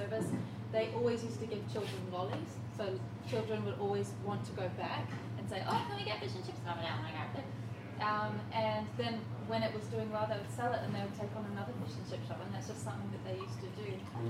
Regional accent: Australia; There was an amazing fish and chip shop that was close to my house when I was growing up in Australia

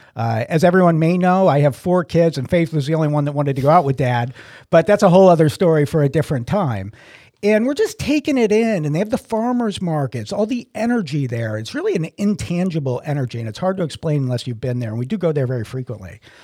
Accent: New England, United States; moved away; I'm originally from New England

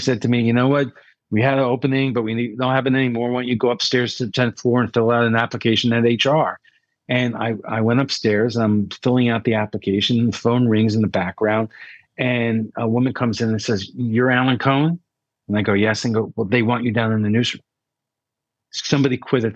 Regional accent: New York City, New York, United States; growing up in New York, you know, I went to every network, every TV, every radio station in New York City

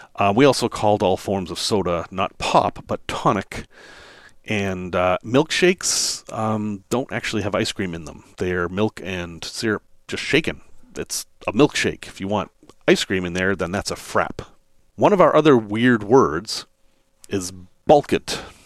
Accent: Salem, Massachusetts, United States; moved away; I grew up in Massachusetts, in the northeastern part of Massachusetts, actually in Salem, Massachusetts.

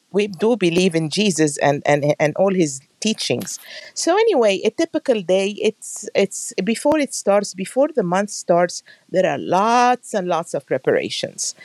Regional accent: Alexandria, Alexandria Governorate, Egypt; moved away as an adult; now in United States; I'm from Alexandria, Egypt. I have been here in the United States for the last 33 years.

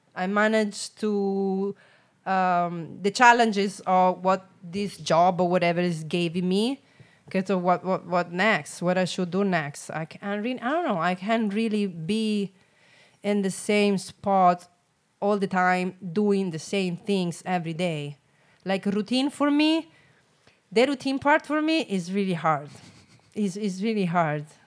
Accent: Rome, Lazio, Italy; English is a second language; moved away as an adult; now in San Diego, United States; I'm from Rome

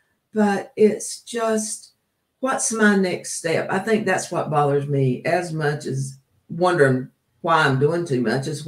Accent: the South, United States; Remember, like, I come from the South.

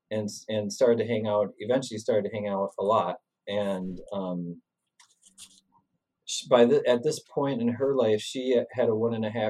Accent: Sun Prairie, Wisconsin, United States; I'm from Sun Prairie, which is a half hour away, and I was really surprised to see somebody that I recognized from Sun Prairie.

